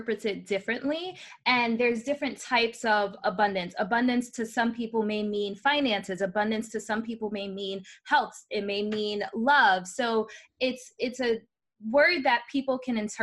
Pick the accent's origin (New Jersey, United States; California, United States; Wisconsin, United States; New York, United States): New York, United States; New York City; now in Florida, United States; I was born in the Bronx, New York